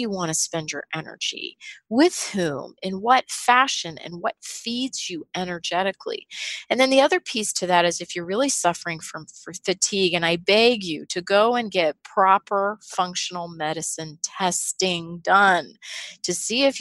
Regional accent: Pittsburgh, Pennsylvania, United States; I grew up in Pittsburgh in a blue collar family

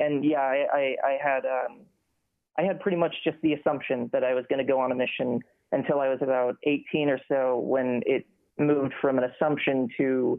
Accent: Cedar Park, Texas, United States; also born or lived in Houston, Texas; I grew up mostly outside of Austin in a town called Cedar Park.

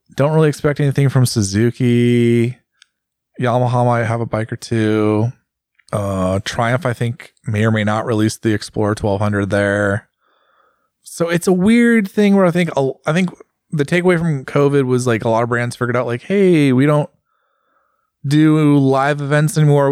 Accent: United States; as an American

